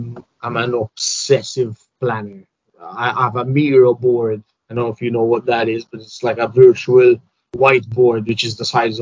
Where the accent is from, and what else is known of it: Malta; born or raised there; first language English